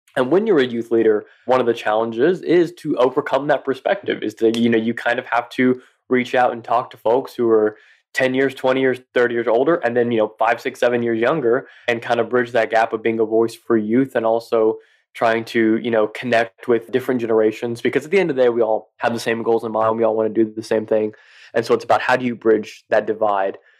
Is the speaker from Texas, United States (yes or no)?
yes; West Texas, United States; I grew up in the South in Texas, but more in that that West Texas kind of country area